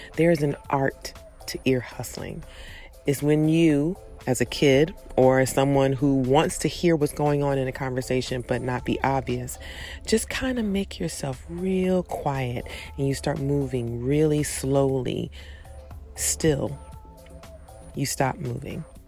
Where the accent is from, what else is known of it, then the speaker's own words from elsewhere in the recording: Prince George's County, Maryland, United States; When I was growing up in Prince George's County, Maryland